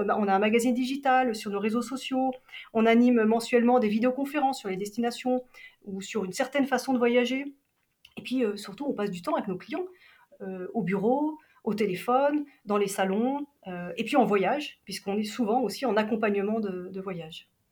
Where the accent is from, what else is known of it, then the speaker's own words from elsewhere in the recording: Geneva, Switzerland; j'ai grandi à Genève